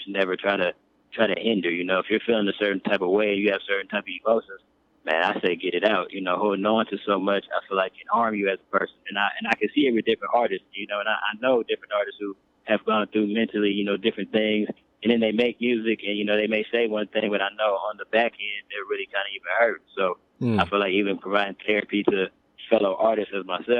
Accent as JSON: {"language": "English", "town": "Oakland", "region": "California", "country": "United States", "tie": "born or raised there", "said": "growing up in Oakland, I got to see a lot of different things"}